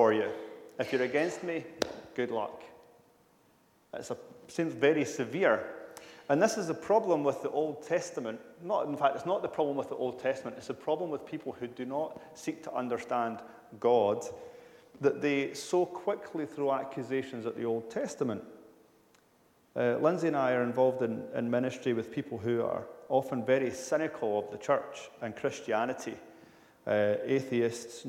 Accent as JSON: {"language": "English", "country": "United Kingdom"}